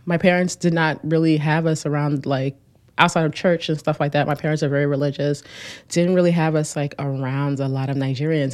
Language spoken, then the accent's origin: English; Newark, New Jersey, United States; I grew up in Newark